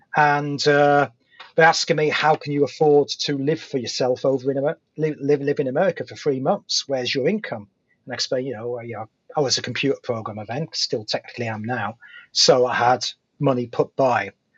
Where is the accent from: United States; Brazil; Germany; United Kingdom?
United Kingdom; accent: British; because I have that slight gravitas of having a British accent